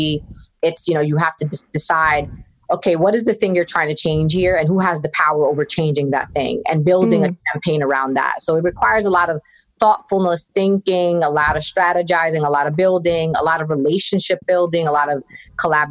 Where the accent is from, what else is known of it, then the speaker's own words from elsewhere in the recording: New York City, New York, United States; I'm born and raised in Brooklyn, which is a very important part of my identity